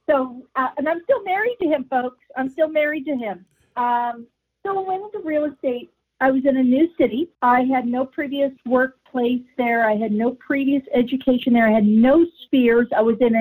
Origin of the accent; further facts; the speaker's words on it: Wichita, Kansas, United States; moved away as an adult; also born or lived in Las Vegas, Nevada; now in Calgary, Canada; I'm originally from Wichita, Kansas, ended up like a lot of young people, needing to find opportunity